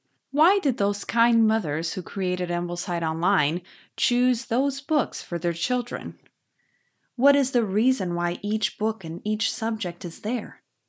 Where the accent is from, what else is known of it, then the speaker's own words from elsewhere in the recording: Brazil; born there; first language Portuguese; English is a second language; I live in Brazil. I was born here, so Portuguese is my mother language.